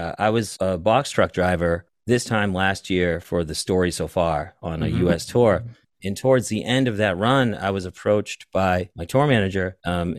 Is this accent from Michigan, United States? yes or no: no; Boston, Massachusetts, United States; I'm from Boston.